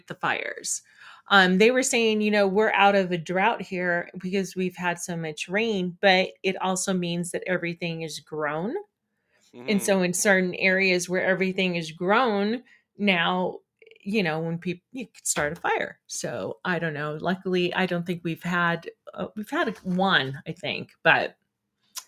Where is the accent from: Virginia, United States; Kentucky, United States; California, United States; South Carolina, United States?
California, United States; moved away; growing up in California